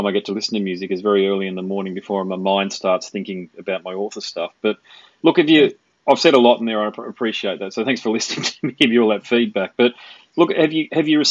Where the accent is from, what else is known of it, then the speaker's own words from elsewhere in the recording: Sydney, New South Wales, Australia; moved away; I was born in Sydney actually, so I know all about it. My mother still lives down there